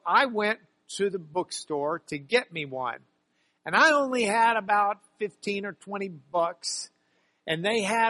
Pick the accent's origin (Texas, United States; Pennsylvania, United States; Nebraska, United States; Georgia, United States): Texas, United States; Lubbock; I grew up in Lubbock, Texas